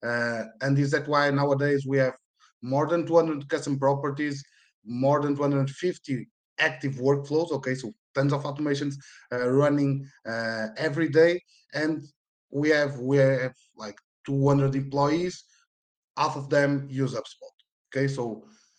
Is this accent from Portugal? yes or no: yes; Porto, Norte, Portugal; I'm from Portugal, in Porto.